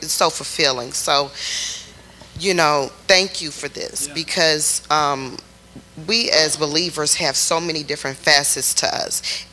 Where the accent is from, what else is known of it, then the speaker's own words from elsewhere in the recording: Chicago, Illinois, United States; moved away as an adult; now in Texas, United States; I'm not from Texas. We're from Chicago.